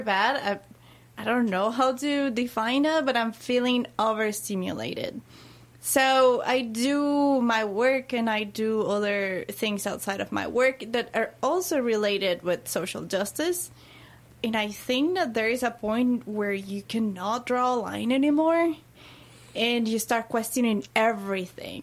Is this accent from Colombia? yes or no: yes; Colombia; now in Louisville, United States; I was born in Colombia.